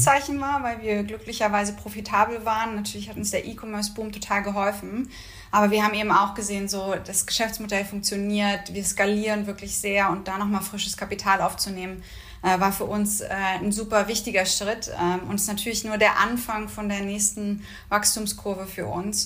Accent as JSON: {"language": "German", "region": "Mecklenburg-Vorpommern", "country": "Germany", "also_born_or_lived": "Berlin / Singapore", "moved": "as an adult", "said": "Wir sind beide aus Norddeutschland, beide aus Mecklenburg-Vorpommern"}